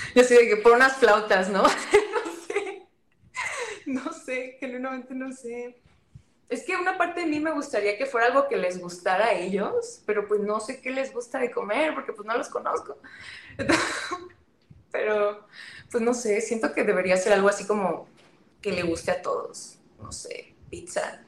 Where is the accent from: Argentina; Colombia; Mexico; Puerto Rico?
Mexico; northern Mexico; yo soy del norte.